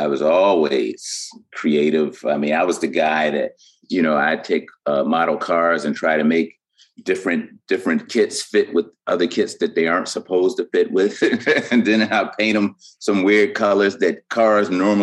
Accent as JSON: {"language": "English", "town": "Buffalo", "region": "New York", "country": "United States", "tie": "born or raised there", "also_born_or_lived": "Baltimore / Harlem / Yorktown, New York", "moved": "yes", "said": "I was born and raised in Buffalo, New York"}